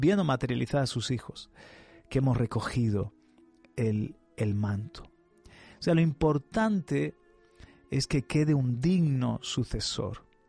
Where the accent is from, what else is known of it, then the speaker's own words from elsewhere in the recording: Spain; nuestro amado país